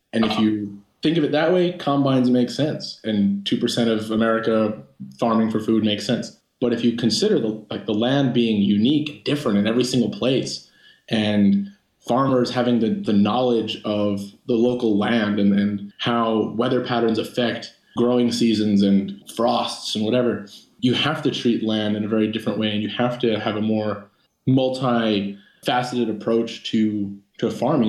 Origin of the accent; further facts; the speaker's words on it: Long Island, New York, United States; now in San Diego, United States; I'm from Long Island, New York, but currently living in San Diego